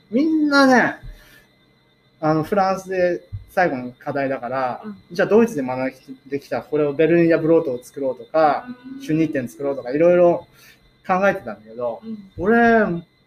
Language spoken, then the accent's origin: Japanese; Kakunodate, Akita, Japan; also born or lived in Tokyo / Kanagawa; 生まれはね東京、うんうん、で育ちは神奈川、うん、小学校2年生まで神奈川なんですよ。で祖父の祖父の家が秋田にあって、うんうん、まあ父の田舎が角館、うん、っていうことで。知事が起業するにあたって、あの、角館に、小学校2年生の時に、初めて来ました